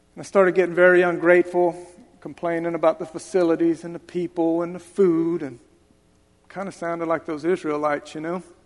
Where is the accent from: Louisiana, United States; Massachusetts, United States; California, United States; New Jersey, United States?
Louisiana, United States; Lafayette; moved away; also born or lived in Florida; I grew up in Lafayette, Louisiana. And then I moved to Florida to go get help.